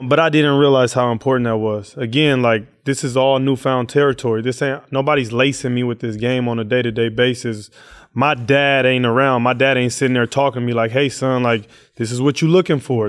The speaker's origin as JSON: {"language": "English", "town": "Oakland", "region": "California", "country": "United States", "tie": "born or raised there", "said": "growing up in East Oakland"}